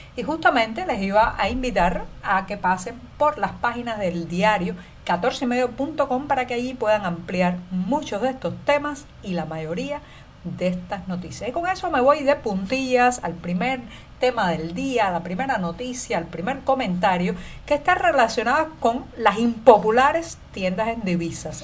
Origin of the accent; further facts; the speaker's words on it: Cuba; cubana, periodista, ciudadana